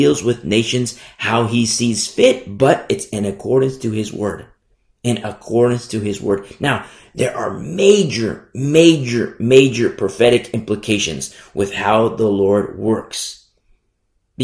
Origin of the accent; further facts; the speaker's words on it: United States; Now, I teach from America. I'm American. And I love this country.